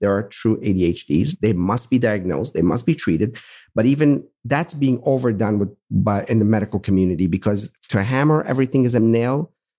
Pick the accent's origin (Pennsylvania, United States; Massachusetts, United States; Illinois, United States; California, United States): Pennsylvania, United States; Pittsburgh; I'm from Pittsburgh. I can use that.